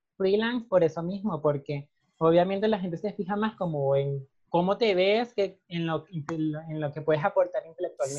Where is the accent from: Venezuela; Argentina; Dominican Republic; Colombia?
Venezuela; Caracas, Capital District; moved away as an adult; now in Costa Rica; yo nací en Caracas, eh, viví prácticamente toda mi vida en Caracas hasta que me vine para acá.